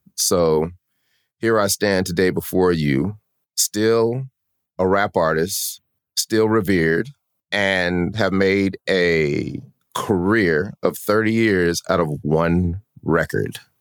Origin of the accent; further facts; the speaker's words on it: Denver, Colorado, United States; moved away as an adult; also born or lived in Sacramento, California; now in Atlanta, United States; we're from Denver, Colorado.